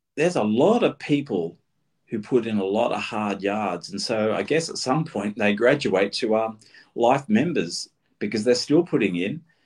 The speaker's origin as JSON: {"language": "English", "country": "Australia"}